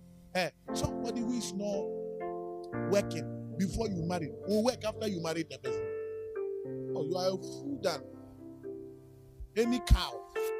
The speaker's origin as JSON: {"language": "English", "country": "Nigeria", "said": "You say, green is my favorite. I'm from Nigeria."}